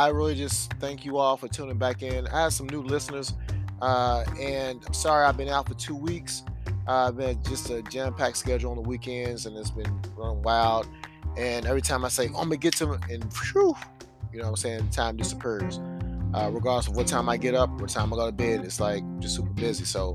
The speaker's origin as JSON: {"language": "English", "country": "United States", "said": "as an American"}